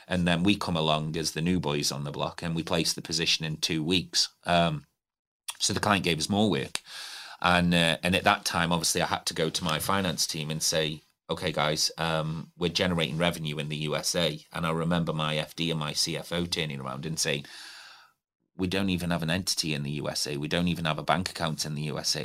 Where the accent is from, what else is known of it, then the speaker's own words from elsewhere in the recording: Stoke-on-Trent, West Midlands, United Kingdom; moved away as an adult; now in Newcastle, United Kingdom; I'm not from Newcastle. It is my home. And I, I look at it as my home now. I've been here for nearly twenty years. Um, grew up in Stoke on Trent